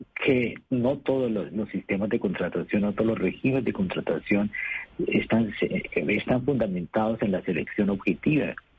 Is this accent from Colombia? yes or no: yes; Bucaramanga, Santander, Colombia; moved away; also born or lived in Bogotá; el de Bucaramanga, obviamente, porque soy de la, de la ciudad de donde soy oriundo